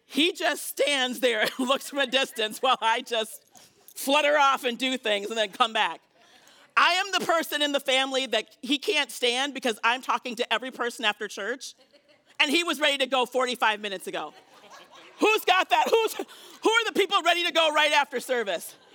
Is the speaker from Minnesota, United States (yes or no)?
yes; Minnesota, United States; I'm Minnesotan